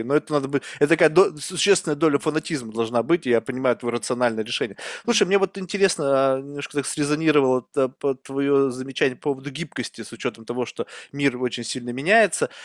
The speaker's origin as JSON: {"language": "Russian", "country": "Russia", "tie": "born or raised there", "moved": "yes", "lives_now": "United States", "said": "Я вырос в России, многонациональная страна. Я вообще не знал, что такое расизм до того, пока я не переехал в Америку"}